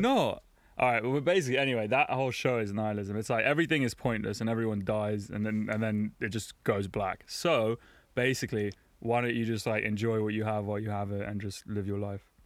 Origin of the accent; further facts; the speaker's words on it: London, United Kingdom; moved away as an adult; now in Berlin, Germany; I was raised in London